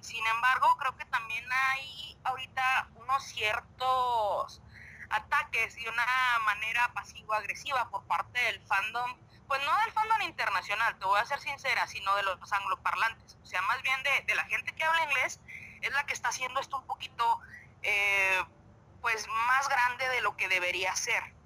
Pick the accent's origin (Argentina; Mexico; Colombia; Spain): Mexico; somos los mexicanos